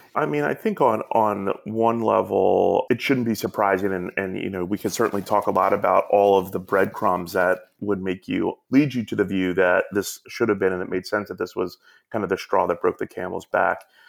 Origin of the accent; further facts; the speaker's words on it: Atlanta, Georgia, United States; moved away; also born or lived in New York City; I grew up down in Atlanta